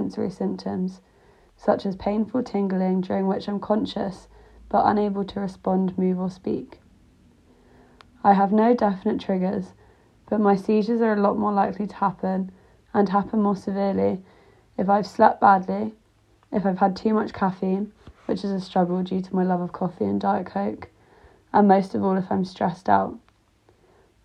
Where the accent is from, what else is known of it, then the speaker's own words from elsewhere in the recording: Greater London, United Kingdom; moved away as an adult; also born or lived in Leeds / Rotterdam; I grew up in Greater London